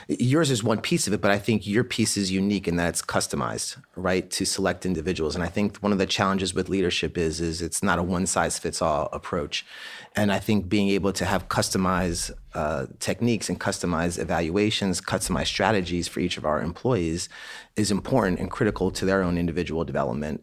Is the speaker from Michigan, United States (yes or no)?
no; Annapolis, Maryland, United States; We grew up in Annapolis, Maryland